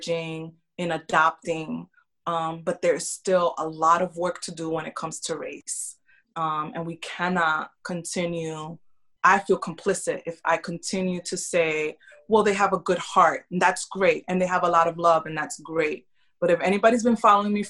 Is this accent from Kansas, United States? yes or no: no; New York City, New York, United States; moved away as an adult; also born or lived in Kentucky / Tennessee / North Carolina; now in Tampa, United States; I grew up in New York City